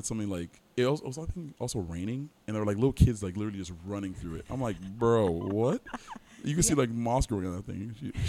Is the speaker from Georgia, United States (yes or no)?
no; Miami, Florida, United States; also born or lived in Plantation, Florida; Born and raised in Miami, Florida. Mm-hmm. A little asterisk there. I guess I was born in Plantation, but we moved down to Miami soon